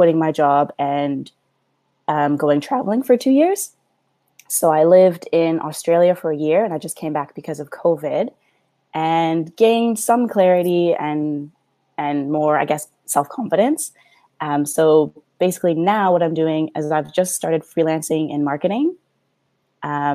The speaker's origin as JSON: {"language": "English", "town": "Mississauga", "region": "Ontario", "country": "Canada", "said": "I'm from Ontario, originally from Mississauga"}